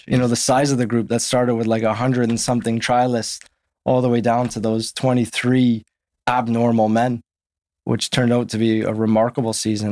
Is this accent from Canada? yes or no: yes; Winnipeg, Manitoba, Canada; moved away as an adult; also born or lived in Saskatchewan; now in London, United Kingdom; I grew up in Winnipeg where six months of the year, you're in the winter